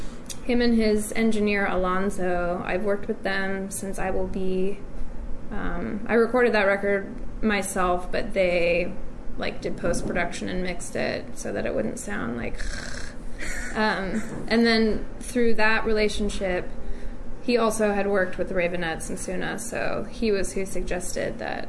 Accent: United States; I grew up on American and British 60s music because of my parents. And then, you know, as a preteen, American preteen, I was into like the major hits

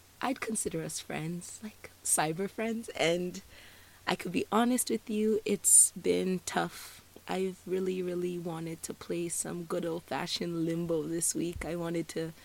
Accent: Nigeria; I'm Nigerian, and usually when we exchange pleasantries with someone, we usually ask them how the weather's doing.

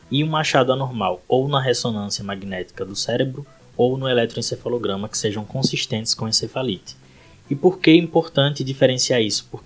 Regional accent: Itabaiana, Sergipe, Brazil; moved away as an adult; also born or lived in Aracaju; now in São Paulo, Brazil; sou lá de Itabaiana, Sergipe, formado pela Universidade de Tiradentes e Aracaju.

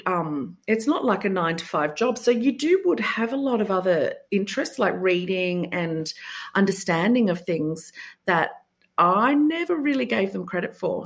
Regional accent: Sydney, New South Wales, Australia; I'm from Sydney.

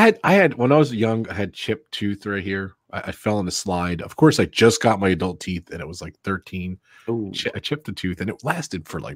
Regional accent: New Jersey, United States; I'm from Jersey.

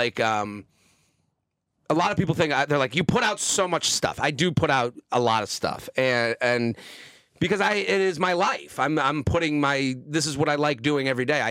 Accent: Needham, Massachusetts, United States; moved away as an adult; now in New York, United States; I'm from outside of Boston, a suburb called Needham

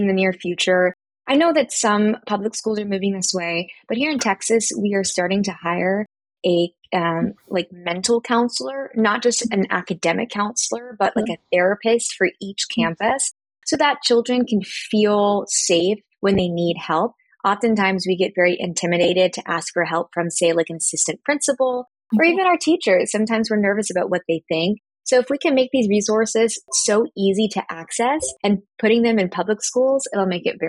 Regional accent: Philippines; I am Filipino and half white, and my mother most certainly was not supportive about mental health as I was going through high school and college.

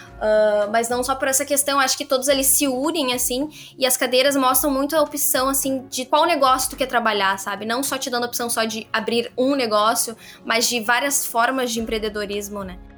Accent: Cachoeirinha, Rio Grande do Sul, Brazil; eu sou de Cachoeirinha

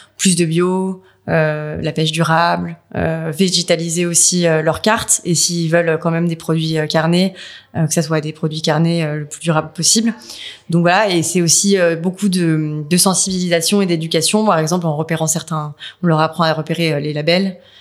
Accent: France; nous, en France

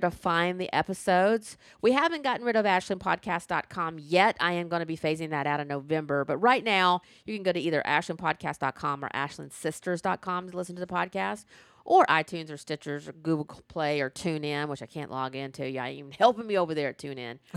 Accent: the South, United States; I grew up in the South

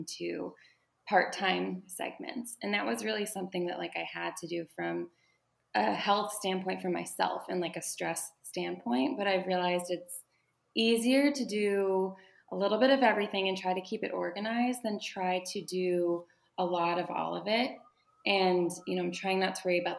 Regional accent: Pittsburgh, Pennsylvania, United States; now in Baltimore, United States; I'm from Pittsburgh. I live in Baltimore, Maryland.

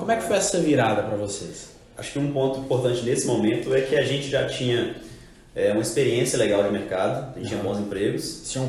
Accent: Belo Horizonte, Minas Gerais, Brazil; Então, eu, eu sou de BH, formado em administração.

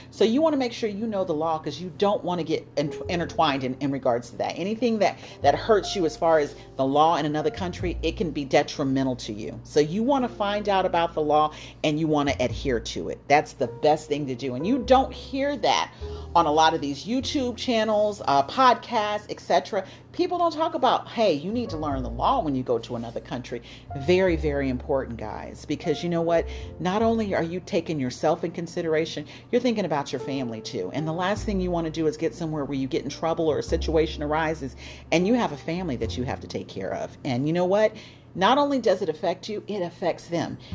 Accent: United States; moved away as an adult; It was totally different than the United States where I'm from. My home country is the United States

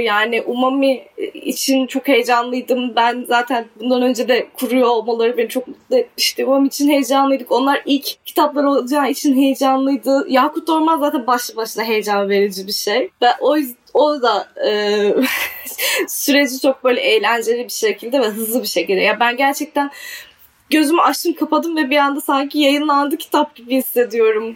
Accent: Adana, Turkey; also born or lived in Czech Republic; Adanalıyım ben. Adana'da doğdum, büyüdüm.

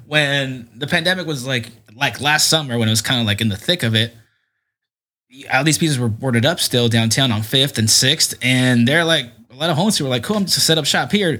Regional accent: San Diego, California, United States; my parents' house where I grew up in is in Southcrest

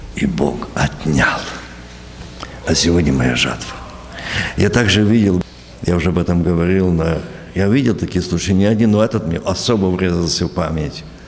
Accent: Ukraine; moved away as an adult; also born or lived in New York, United States; Я ж с Украины недавно приехал

